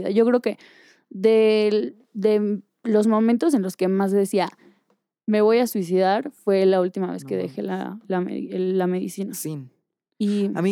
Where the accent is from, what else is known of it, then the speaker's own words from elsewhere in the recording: Mexico; moved away; y me fui de México y vendí todo y corté y cambié novio y, y cambié de ropa y cambié de estilo y me tatué y no me encontraba.